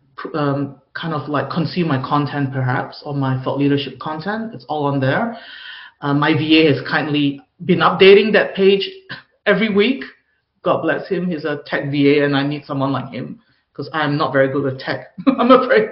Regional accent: Singapore; I grew up in Singapore where perfectionism is the norm.

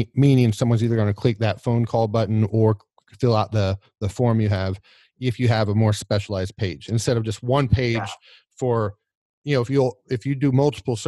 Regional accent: Oklahoma, United States; I'm from Oklahoma

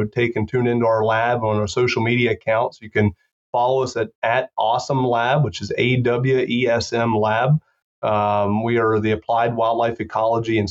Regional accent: South Central Pennsylvania, United States; moved away as an adult; also born or lived in Mississippi / Georgia; now in Lincoln, Nebraska, United States; Grew up in South Central Pennsylvania and went to Penn State

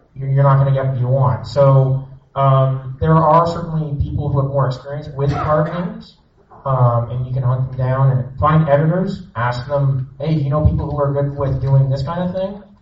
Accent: Canada; I'm Canadian.

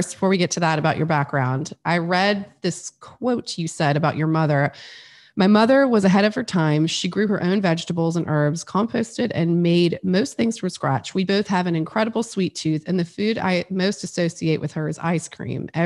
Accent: Metairie, Louisiana, United States; I grew up in Metairie

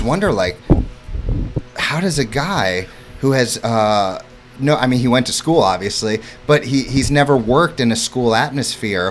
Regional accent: St. Louis, Missouri, United States; also born or lived in Florida / New York City; now in Hammonton, United States; growing up in St. Louis, Missouri

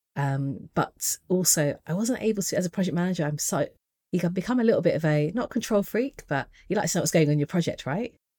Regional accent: United Kingdom; being British, Asian

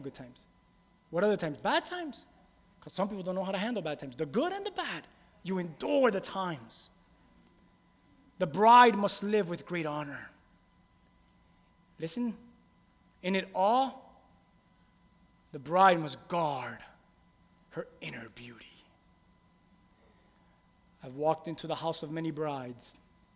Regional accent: Key West, Florida, United States; also born or lived in Miami / Hialeah; really, I'm from Key West, a whole other country

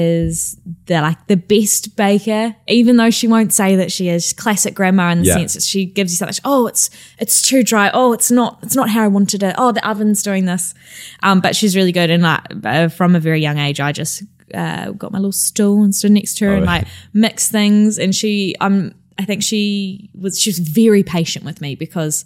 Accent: Christchurch, Canterbury, New Zealand; now in London, United Kingdom; I come from Christchurch, which is in the middle of the South Island.

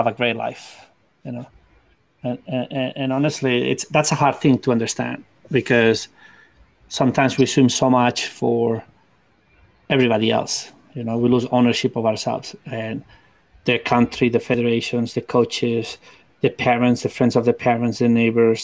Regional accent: Spain; English is a second language; moved away as an adult; now in United States; I came from Spain, and I didn't have English

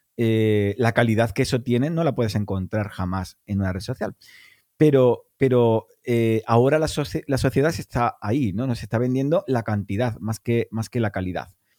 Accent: Cádiz, Andalusia, Spain; yo soy de Cádiz

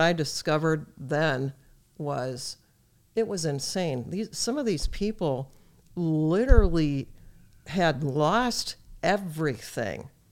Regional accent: United States; as an American

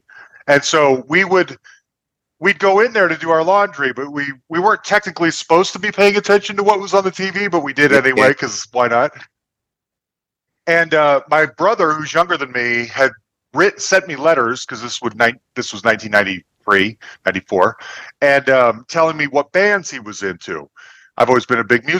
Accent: Salt Lake City, Utah, United States; moved away; also born or lived in Kalamazoo, Michigan; I'm originally from Salt Lake City, Utah.

